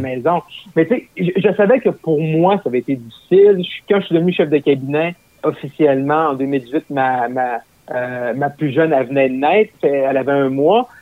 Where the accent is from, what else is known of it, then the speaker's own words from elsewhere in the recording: Roberval, Quebec, Canada; also born or lived in Gatineau; dans ma ville natale, qui est à Robertval, au lac Saint-Jean